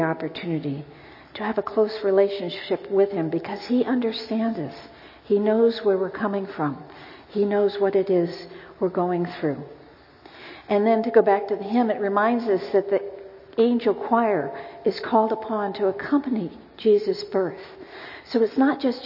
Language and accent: English; United States; as an American, quite frankly, I'm always embarrassed that I can only speak English